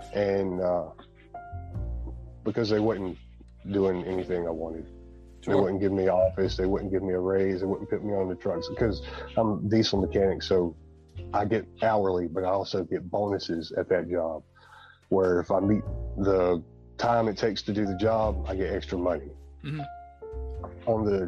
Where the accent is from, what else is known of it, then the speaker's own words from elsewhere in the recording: Alabama, United States; I think it's funny because I'm from Alabama.